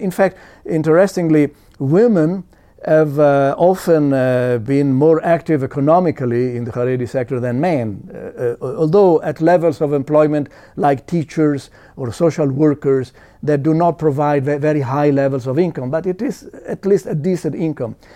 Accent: Italy; I was born in Italy.

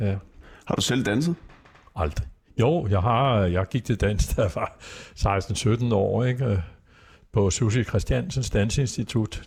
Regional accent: Copenhagen, Capital Region of Denmark, Denmark; jeg kommer fra Vesterbro, øh, vokset op i Hedvigade

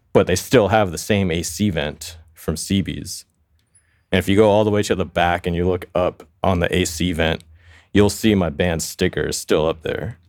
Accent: New York City, New York, United States; now in Los Angeles, United States; I grew up in Queens. which is, you know, I, I grew up in a town called Flushing

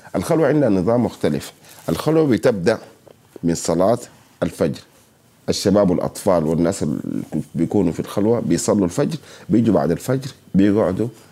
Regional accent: Sudan; عندنا في السودان

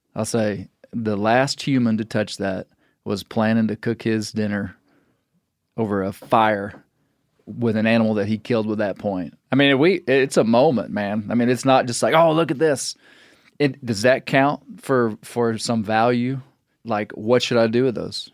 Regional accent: Western Arkansas, United States; I'm from Western Arkansas

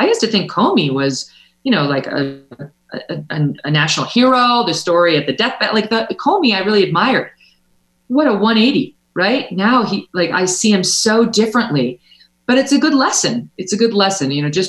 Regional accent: New York, United States; like, for example, my home state of New York.

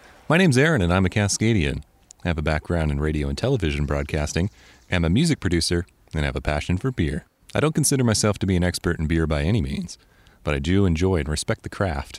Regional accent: Bellingham, Washington, United States; I'm in my hometown of Bellingham, Washington, the city of subdued excitement.

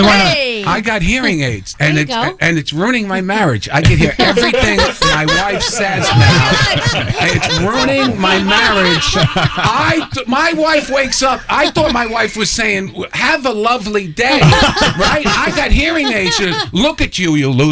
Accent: New York City, New York, United States; I grew up on Seymour and Gun Hill, and I grew up right down the street from Holy Rosary

